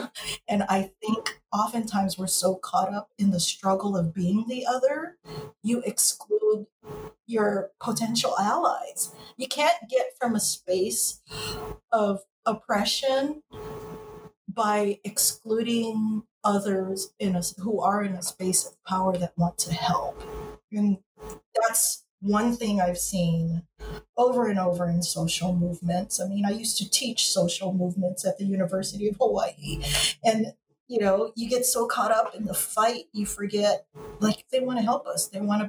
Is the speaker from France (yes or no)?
no; Philippines; Like, I'm Filipino, but when you go out on the street, people lump Chinese